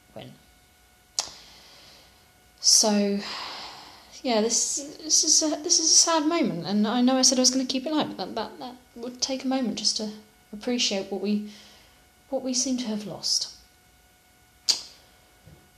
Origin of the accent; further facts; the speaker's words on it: United Kingdom; I'm British.